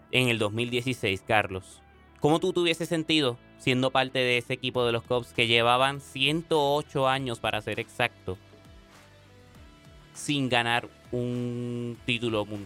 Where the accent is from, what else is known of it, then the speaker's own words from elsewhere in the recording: Puerto Rico; Eh, yo soy boricua, Puerto Rico.